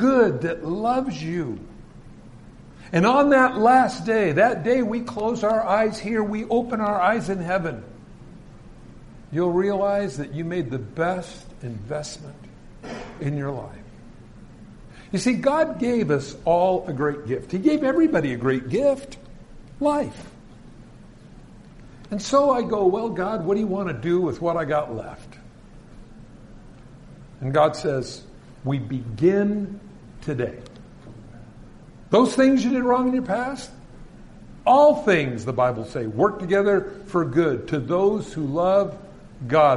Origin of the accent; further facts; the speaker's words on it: California, United States; I was from California.